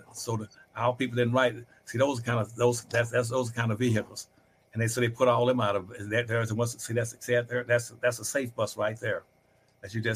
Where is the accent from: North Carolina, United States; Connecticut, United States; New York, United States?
North Carolina, United States; Winston-Salem; my hometown in Winston-Salem, North Carolina, when I grew up there